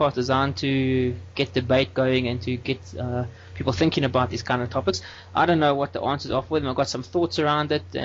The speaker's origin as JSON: {"language": "English", "country": "South Africa", "said": "I'm from South Africa where I work for an open source solutions company"}